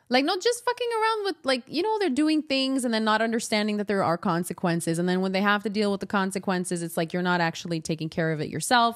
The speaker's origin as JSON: {"language": "English", "town": "Montreal", "region": "Quebec", "country": "Canada", "said": "I'm from the West Island"}